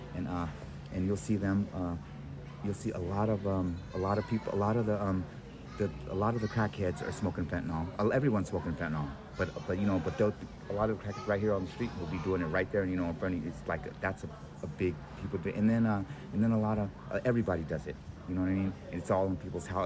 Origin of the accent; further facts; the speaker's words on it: San Francisco, California, United States; we're from San Francisco